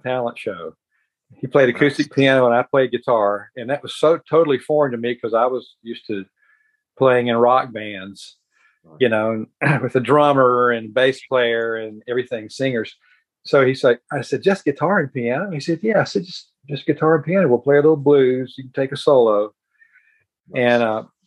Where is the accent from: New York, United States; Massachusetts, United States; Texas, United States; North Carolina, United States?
North Carolina, United States; Statesville; I grew up in Statesville, North Carolina